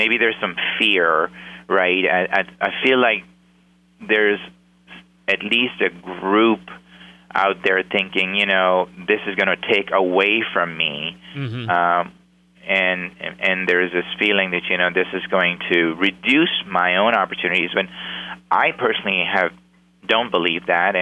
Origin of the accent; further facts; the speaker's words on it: Pakistan; moved away as an adult; now in United States; I came from Pakistan at the age of 19, went to go to college